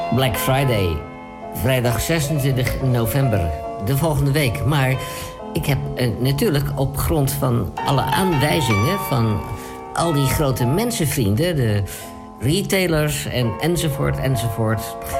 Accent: Amsterdam, North Holland, Netherlands; Ik ben Amsterdammer

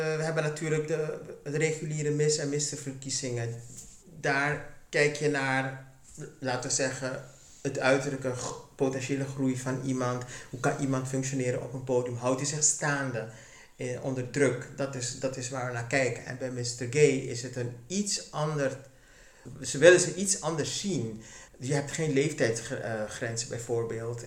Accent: Suriname; Ik ben in Suriname geboren en getogen

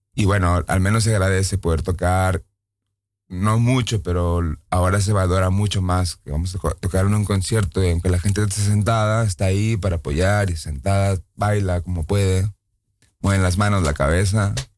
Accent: Mexico; now in Netherlands; Yo soy de México

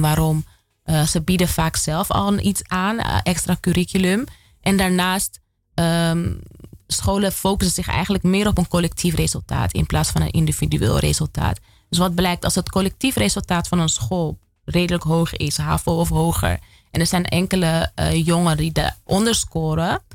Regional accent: Amsterdam, North Holland, Netherlands; moved away as an adult; Ik kom uit Amsterdam Zuidoost. Ik woon er nu niet meer

